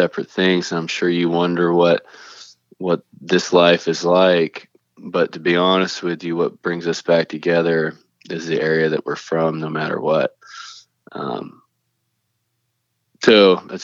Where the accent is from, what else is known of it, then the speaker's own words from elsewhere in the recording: Canton, Georgia, United States; I'm from Cherokee County, Georgia. It's not, you know, it's not a big town, not a small town. It's just kind of a town. In Canton, Georgia.